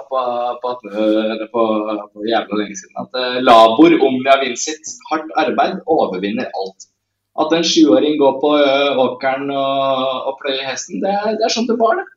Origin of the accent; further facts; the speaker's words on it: Tjøme, Vestfold, Norway; der jeg kommer fra på Tjøme